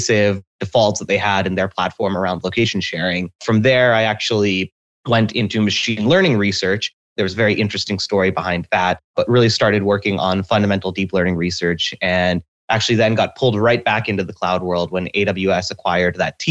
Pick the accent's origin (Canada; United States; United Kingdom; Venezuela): United States; Seattle, Washington; I was born and raised in Seattle.